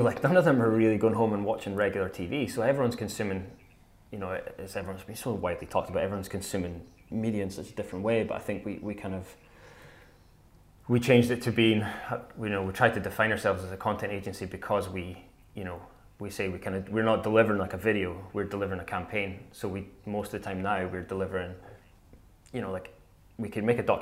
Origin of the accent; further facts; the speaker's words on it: Scotland, United Kingdom; I love Scotland, though, so I'm always going to speak passionately about my home country